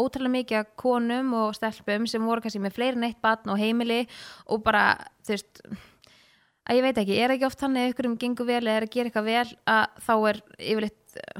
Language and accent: Icelandic; Laugardalur, Capital Region, Iceland; moved away as an adult; also born or lived in Breiðholt; now in Kópavogur, Iceland; ég bjó fyrst í Breitholtinu og var þar í þang til í Fymtabæk og flytt sín í Laugadalen